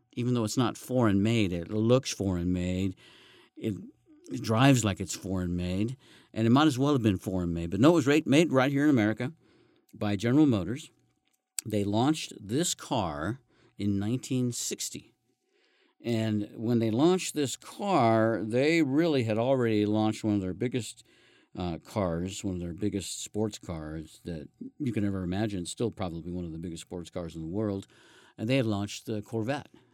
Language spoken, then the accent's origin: English; Colorado, United States; also born or lived in Southwest US; now in Reno, United States; I'm from Colorado and I've lived all over the Southwest.